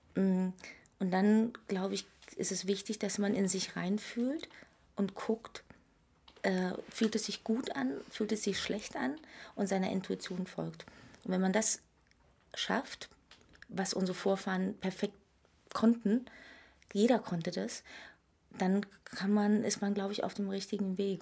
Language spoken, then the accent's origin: German; Berlin, Germany; ich bin in der DDR geboren, in Pankow übrigens, und äh, habe hier viele Jahre gelebt